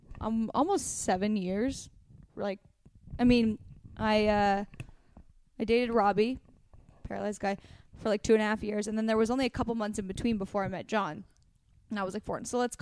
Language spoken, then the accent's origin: English; West Coast, United States; Well, we're from the West Coast.